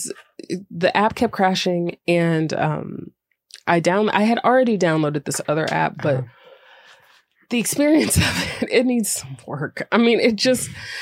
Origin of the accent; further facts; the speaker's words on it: Greensboro, North Carolina, United States; I'm from Greensboro, North Carolina